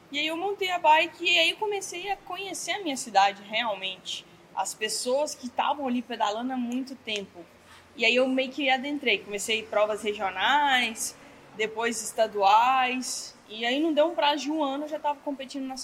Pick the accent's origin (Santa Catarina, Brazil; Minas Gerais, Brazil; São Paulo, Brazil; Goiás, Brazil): Goiás, Brazil; Pirenópolis; eu sou de Pirenópolis, Goiás, uma cidade bem pequenininha do interior.